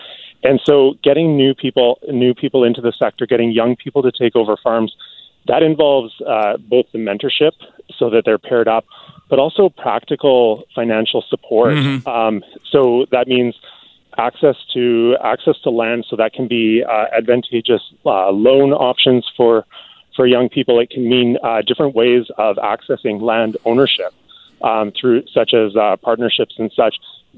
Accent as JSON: {"language": "English", "region": "British Columbia", "country": "Canada", "said": "the better access that we have to that as British Columbians and as Canadians in general."}